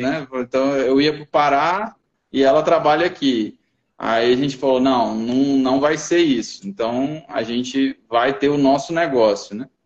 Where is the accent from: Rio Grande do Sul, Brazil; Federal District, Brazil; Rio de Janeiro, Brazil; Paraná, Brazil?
Federal District, Brazil; Brasília; moved away as an adult; now in Dourados, Brazil; eu sou natural de Brasília